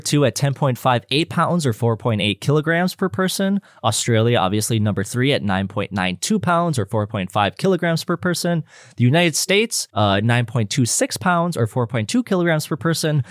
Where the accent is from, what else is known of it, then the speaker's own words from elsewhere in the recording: Calgary, Alberta, Canada; I'm a Canadian, I'm a Calgarian